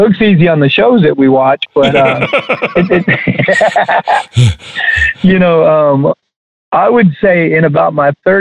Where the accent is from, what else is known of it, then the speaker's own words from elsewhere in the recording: San Diego, California, United States; also born or lived in Alvin, Texas; now in Texas, United States; I was born and raised in San Diego by a single mother